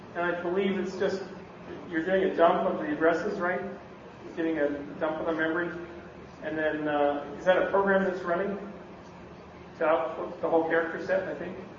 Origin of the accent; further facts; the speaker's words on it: Canada; now in Bay Area, United States; I'm from Canada, you can't tell. You might have thought I was in Minnesota, but no. I'm from the Great Pink North.